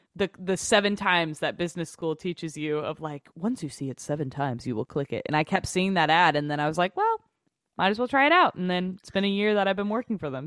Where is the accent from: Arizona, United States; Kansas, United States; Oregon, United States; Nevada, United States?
Kansas, United States; Overland Park; moved away; I grew up in Overland Park, Kansas, which is, like, you know, twenty minutes outside of Kansas City